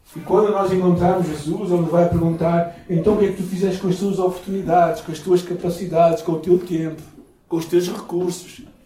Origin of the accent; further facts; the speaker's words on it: Portugal; Eu sou português